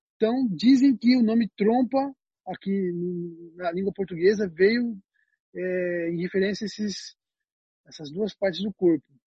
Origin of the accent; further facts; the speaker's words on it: Penápolis, São Paulo, Brazil; eu nasci em São Paulo, mas eu me mudei para o interior muito cedo